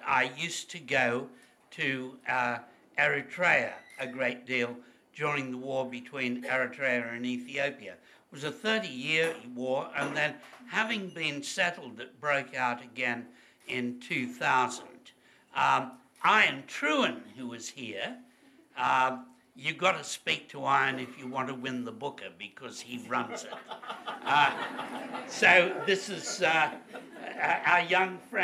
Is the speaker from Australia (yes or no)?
yes; Australia; being an Australian